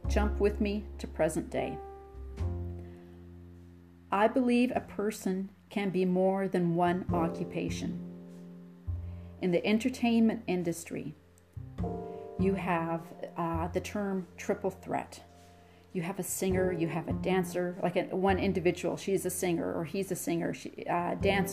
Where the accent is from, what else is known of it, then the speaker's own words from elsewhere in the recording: Nanaimo, British Columbia, Canada; I grew up on Vancouver Island outside of Nanaimo